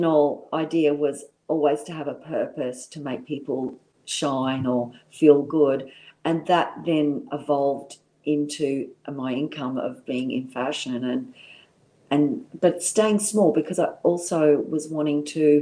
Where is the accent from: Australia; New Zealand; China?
Australia; Brisbane, Queensland; also born or lived in London; being a young girl in Brisbane